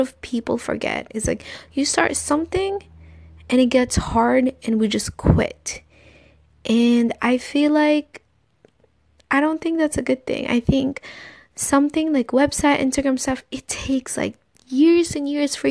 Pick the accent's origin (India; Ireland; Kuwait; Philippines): Philippines; in my country, I am Filipino